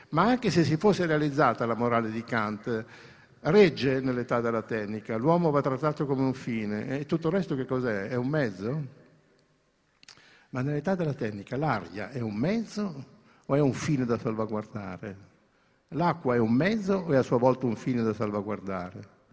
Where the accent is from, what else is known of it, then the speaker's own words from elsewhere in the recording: Greece; anche io che sono greco ho una cultura cristiana nel fondo della mia anima